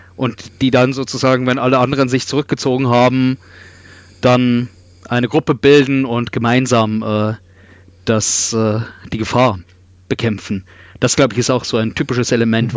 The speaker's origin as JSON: {"language": "German", "town": "Regensburg", "region": "Bavaria", "country": "Germany", "tie": "born or raised there", "said": "ich bin in Regensburg aufgewachsen"}